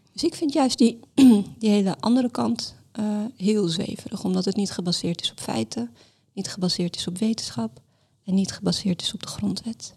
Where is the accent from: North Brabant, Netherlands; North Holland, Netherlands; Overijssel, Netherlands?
North Holland, Netherlands; Amsterdam; also born or lived in Larache, Morocco / Mascara, Algeria; now in Rotterdam, Netherlands; ik ben getogen in Amsterdam, ik ben geboren in Laresh in Marokko